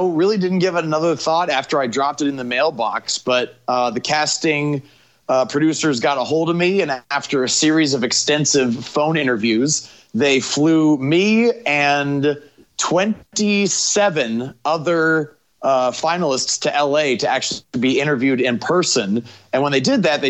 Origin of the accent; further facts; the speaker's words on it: San Francisco Bay Area, California, United States; also born or lived in Chico, California; I grew up here in the Bay.